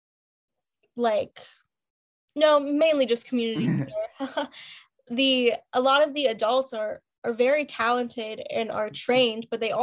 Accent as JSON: {"language": "English", "town": "Pittsburgh", "region": "Pennsylvania", "country": "United States", "tie": "born or raised there", "also_born_or_lived": "Philadelphia", "moved": "as an adult", "said": "I lived in the same house since I was a baby. My mom was born and raised in Pittsburgh too, so born and bred"}